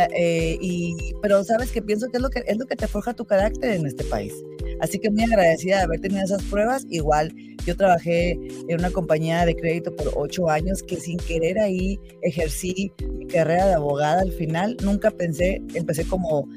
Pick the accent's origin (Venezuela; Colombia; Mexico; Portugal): Mexico; Sonora; moved away as an adult; now in Utah, United States; Yo soy de Sonora, la parte norte de Sonora del borde con, Arizona